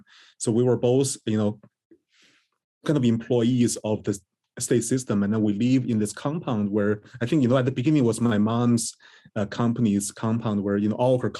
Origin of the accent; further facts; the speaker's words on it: Beijing, China; moved away as an adult; now in United States; Yeah, I was born in the early 1980s in Beijing, China.